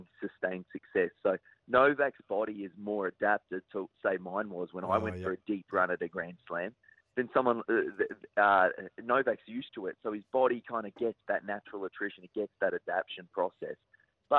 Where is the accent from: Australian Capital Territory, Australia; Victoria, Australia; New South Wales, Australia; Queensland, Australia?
Queensland, Australia; as a Queenslander